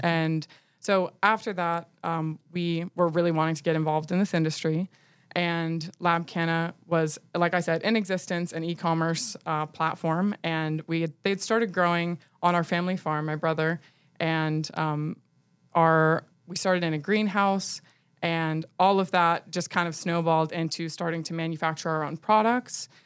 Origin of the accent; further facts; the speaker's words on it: Nashville, Tennessee, United States; also born or lived in New York; I'm from Nashville